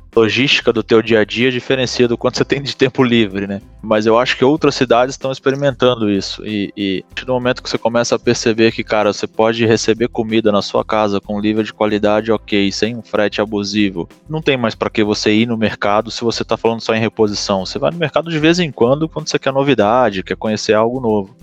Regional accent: Itajaí, Santa Catarina, Brazil; como bom sulista de Itajaí, Balneário Camboriú e região

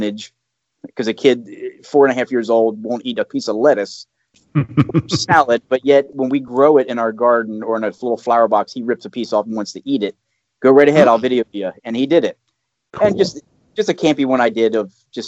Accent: United States; there's a straightaway from my hometown to Gettysburg

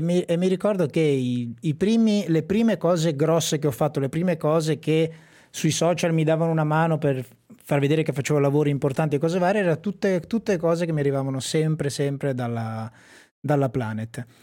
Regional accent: Sassuolo, Emilia-Romagna, Italy; io sono di Sassuolo, un paese vicino a Modena

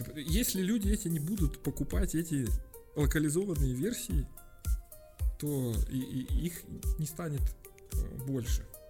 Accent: Minsk, Belarus; когда говорил откуда ты, я говорил из Минска

